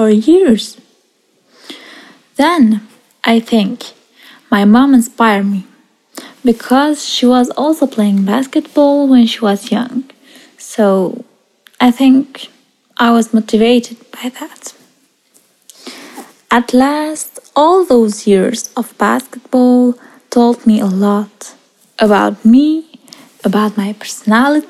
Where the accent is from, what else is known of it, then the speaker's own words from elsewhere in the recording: Switzerland; also born or lived in Iraq; I live in Switzerland. Actually, I was born in Iraq and I came to Switzerland when I was 9 years old.